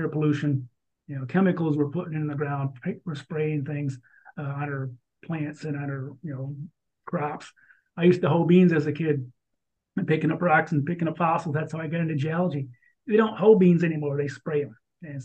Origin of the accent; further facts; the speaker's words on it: Michigan, United States; here in my home state of Michigan